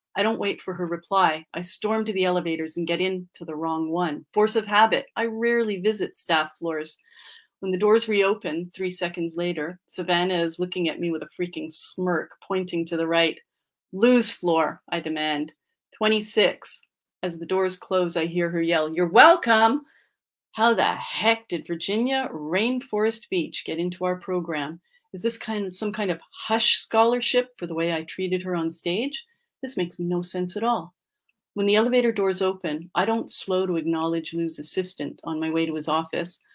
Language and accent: English; Quebec, Canada; I grew up in Quebec and my mm-hmm. dad is a Montrealer and my mom is from Boston